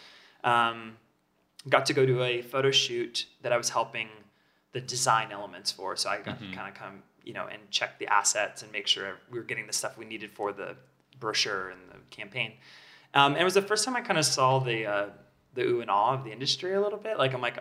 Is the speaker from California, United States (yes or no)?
yes; Southern California, United States; now in Los Angeles, United States; I grew up in Southern California. I always kind of been here out in the desert, a little bit more space